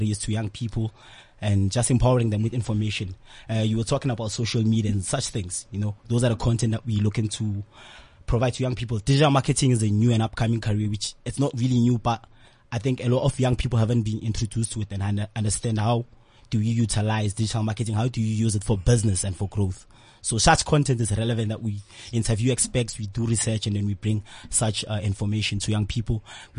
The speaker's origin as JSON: {"language": "English", "town": "Tembisa", "region": "Gauteng", "country": "South Africa", "said": "I'm also from Tembisa"}